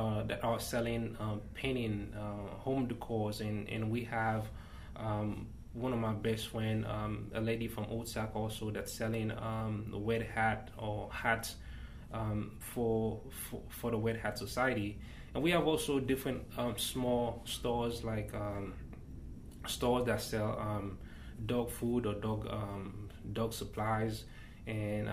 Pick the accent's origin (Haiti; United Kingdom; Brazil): Haiti; moved away; I was born and raised in Haiti.